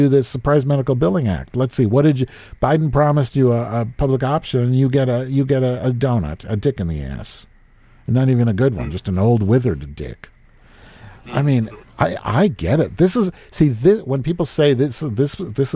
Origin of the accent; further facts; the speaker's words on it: United States; we grew up in America